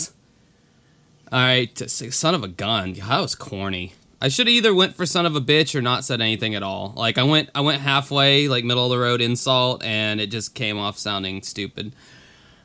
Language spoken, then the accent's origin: English; Jacksonville, Florida, United States; my hometown of Jacksonville, Florida